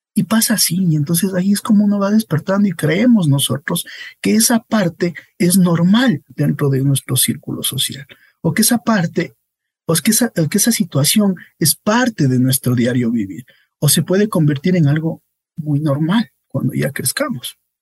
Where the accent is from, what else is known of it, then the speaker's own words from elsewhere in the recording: La Magdalena, Bolívar, Ecuador; also born or lived in Riobamba; soy de la provincia Bolívar, de una parroquia llamada La Magdalena.